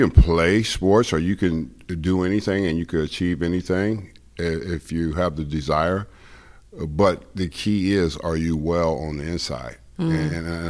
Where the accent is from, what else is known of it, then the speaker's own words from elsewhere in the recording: Los Angeles, California, United States; I grew up in South Central L.A. and went to Crenshaw High, and I played sports